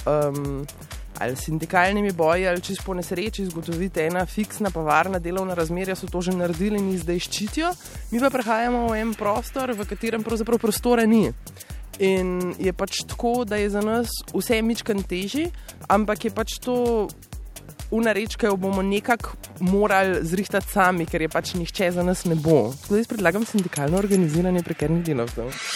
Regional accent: Slovenia; smo Slovenci

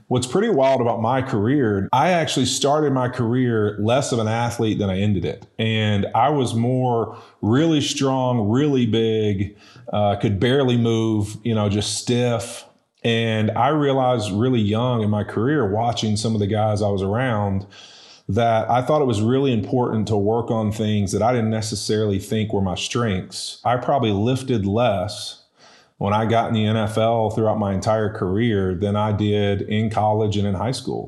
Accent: West Monroe, Louisiana, United States; also born or lived in Baton Rouge, Louisiana; moved over to West Monroe, uh, a whopping two miles over to the, uh, west. And, uh, you know, went to high school there

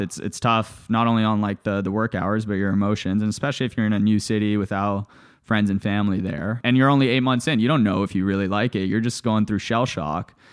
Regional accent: Toronto, Ontario, Canada; also born or lived in Bulgaria / Johannesburg, South Africa / Los Angeles, United States; I grew up in Canada, to, to your earlier point. I was born in Bulgaria. After Bulgaria, my family moved to South Africa, lived in Johannesburg for a few years, and then after that, moved to Toronto, Canada

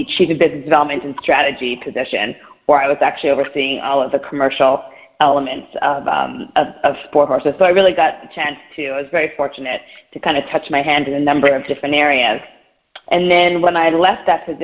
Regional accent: Montreal, Quebec, Canada; moved away as an adult; also born or lived in Pennsylvania, United States / New York City, United States; now in United States; I grew up in Montreal, Canada

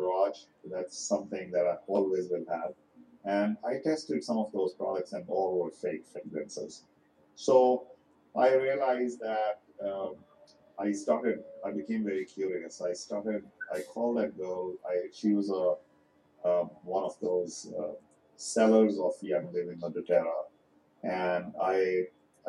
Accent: India; now in United States; as an Indian person

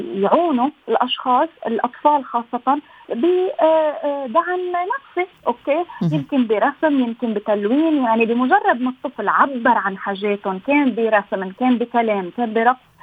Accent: Lebanon; انا من لبنان

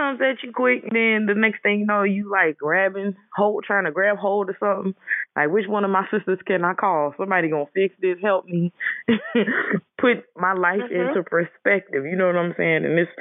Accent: Georgia, United States; I was born in Georgia

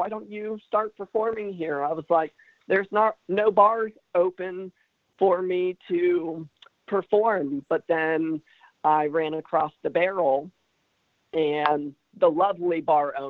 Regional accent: Centerville, Ohio, United States; now in Franklin, United States; I am not from Springboro originally, but I am locally from Centerville. I went and graduated from Centerville High School

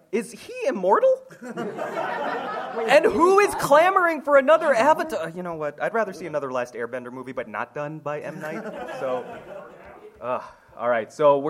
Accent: Philippines; And as a Filipino guy, I gotta sing.

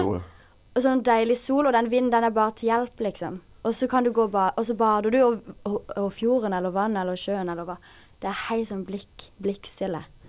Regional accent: Sørlandet, Southern Norway, Norway; also born or lived in Bærum; å vokse opp på Sørlandet er jo en drøm

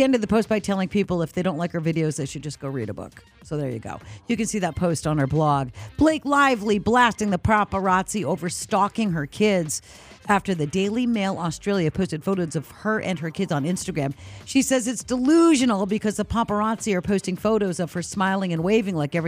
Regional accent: New Hampshire, United States; we grew up in New Hampshire on the ocean

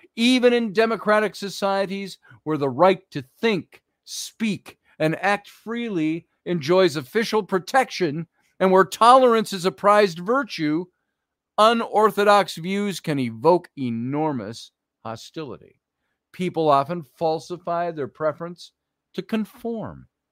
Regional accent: Minneapolis, Minnesota, United States; I grew up in Minneapolis

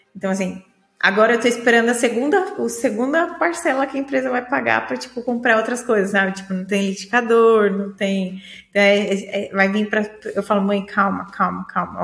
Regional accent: Praia Grande, São Paulo, Brazil; moved away as an adult; now in Portugal; eu nasci no Samambaia, vou crescer no Samambaia e vou morrer no Samambaia, que era o bairro que eu cresci minha vida toda, na Praia Grande, no litoral de São Paulo

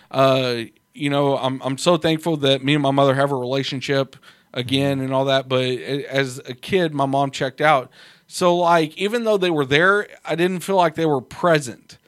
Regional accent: United States; I'm an American

